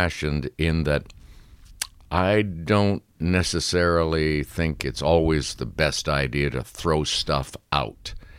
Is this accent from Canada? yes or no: yes; Sudbury, Ontario, Canada; moved away as an adult; also born or lived in Toronto; Sudbury, my hometown